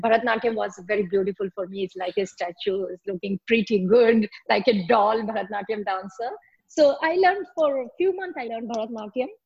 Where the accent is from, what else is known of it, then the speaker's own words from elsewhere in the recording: Jaipur, Rajasthan, India; English is a second language; moved away as an adult; now in Paris, France; we are from Jaipur, Rajasthan